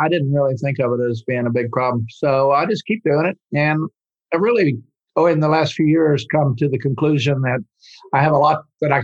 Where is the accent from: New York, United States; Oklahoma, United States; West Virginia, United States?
Oklahoma, United States; moved away; also born or lived in France; I grew up in Oklahoma on a little farm, a little dairy farm.